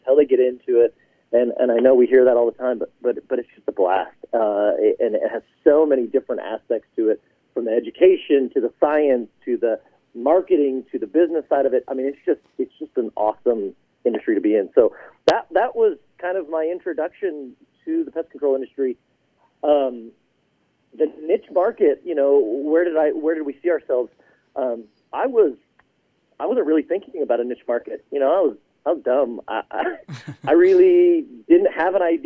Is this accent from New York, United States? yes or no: no; Houston, Texas, United States; moved away as an adult; also born or lived in Utah / Colorado; I grew up in Houston, but I went to school at BYU